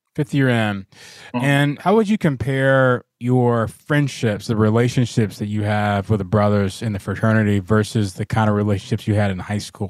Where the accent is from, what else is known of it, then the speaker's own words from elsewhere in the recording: Atlanta, Georgia, United States; moved away as an adult; I grew up in Atlanta